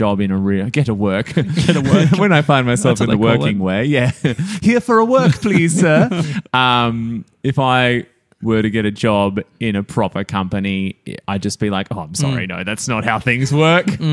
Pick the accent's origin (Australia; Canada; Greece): Australia; I'm an Aussie